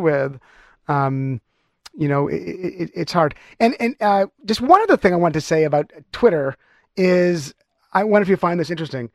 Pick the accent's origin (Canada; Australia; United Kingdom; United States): Canada; I'm stereotypical Canadian in that way.